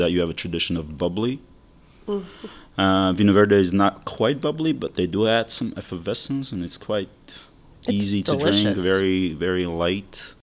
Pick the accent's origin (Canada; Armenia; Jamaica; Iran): Armenia; also born or lived in Russia / Maryland, United States; now in St. Petersburg, Florida, United States; Even though I'm from Armenia, I lived in Russia, went to college in Russia, then I came to U.S.